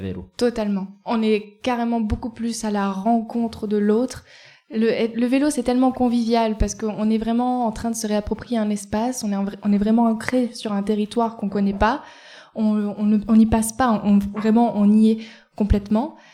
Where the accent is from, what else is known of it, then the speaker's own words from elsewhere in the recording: Eyrieux valley, Ardèche, Auvergne-Rhône-Alpes, France; also born or lived in Nantes; je viens de la vallée de l'Airieux.